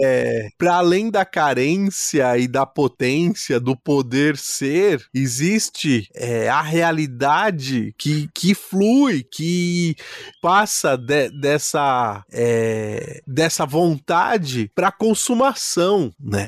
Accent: Brazil; como brasileiros

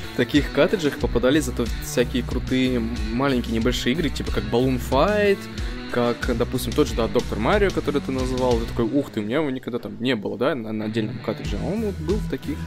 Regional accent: Saint Petersburg, Russia; moved away; also born or lived in Smolensk; жил я и рос в Питере э, в школьные годы

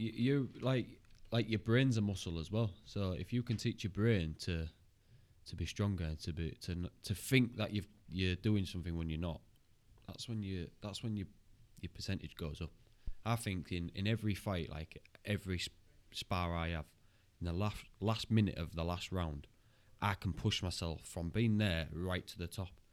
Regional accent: Hull, Yorkshire and the Humber, United Kingdom; I'm from Hull

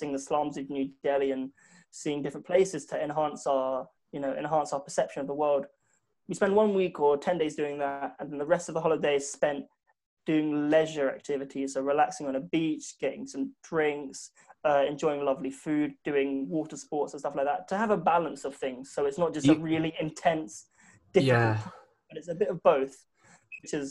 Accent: London, United Kingdom; growing up in South London

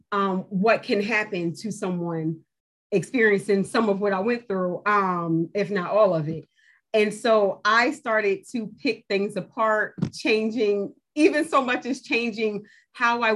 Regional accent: New Jersey, United States; moved away as an adult; now in North Carolina, United States; I'm from New Jersey. I started it in New Jersey. It wasn't until we moved to North Carolina some years later

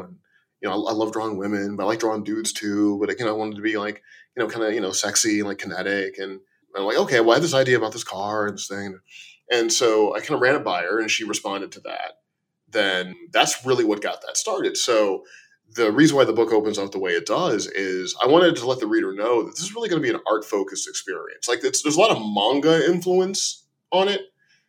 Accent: Chicago, Illinois, United States; born there; but I'm going to call it Blame because I was born in Chicago.

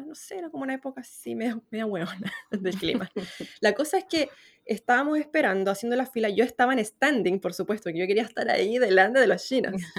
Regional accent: Chile

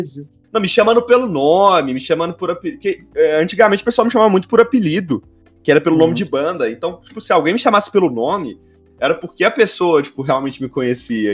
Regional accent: near Belo Horizonte, Minas Gerais, Brazil; Eu sou de perto de BH.

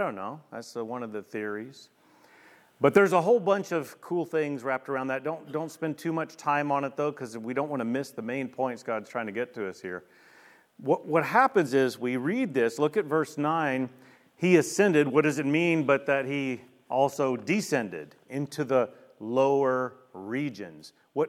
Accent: Shreveport, Louisiana, United States; Now I want to show you an image of a part of my neighborhood that I grew up in Shreveport, Louisiana.

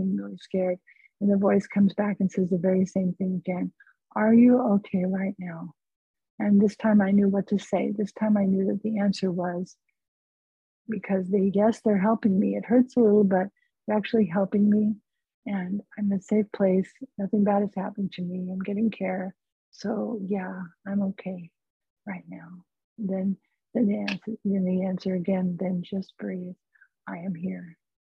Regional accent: California, United States; I'm from California

